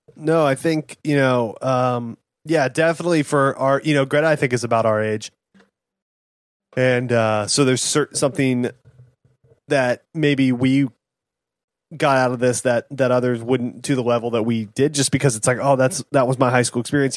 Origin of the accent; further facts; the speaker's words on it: Fort Worth, Texas, United States; we're from, we grew up in Fort Worth